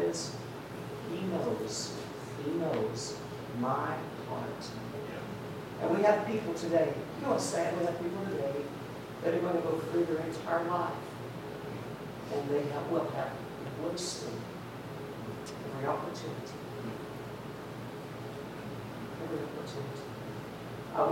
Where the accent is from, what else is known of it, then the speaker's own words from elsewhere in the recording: Tennessee, United States; moved away; Now I'm from Tennessee. We are good-looking folk up there